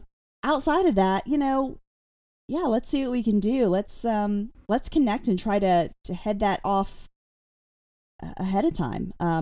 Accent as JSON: {"language": "English", "region": "Pennsylvania", "country": "United States", "said": "However, I came from Pennsylvania, where there's a lot more strict rules about"}